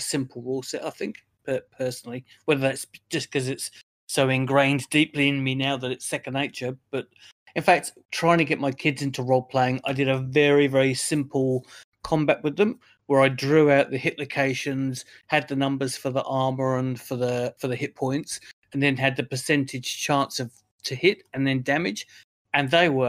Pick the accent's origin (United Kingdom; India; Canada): United Kingdom; Essex, East of England; now in Australia; I'm actually from the UK originally, so I'm from Essex